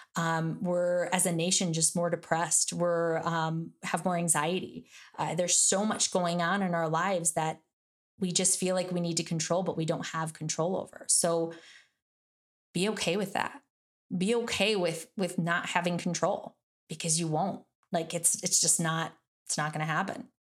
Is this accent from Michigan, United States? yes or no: yes; Michigan, United States; I'm from Michigan, that's like we pretty much learn how to drive on ice.